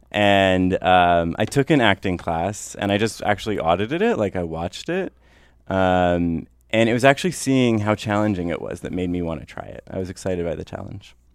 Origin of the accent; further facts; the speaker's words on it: North Vancouver, British Columbia, Canada; I grew up in North